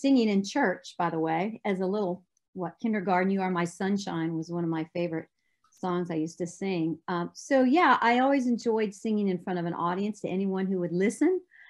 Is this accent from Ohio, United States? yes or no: yes; Ohio, United States; moved away as an adult; also born or lived in Dallas-Fort Worth, Texas; now in Tennessee, United States; I was raised in Ohio. I went to Dallas-Fort Worth